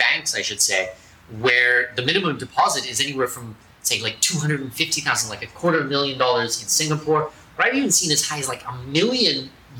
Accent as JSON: {"language": "English", "country": "Canada", "said": "I'm Canadian"}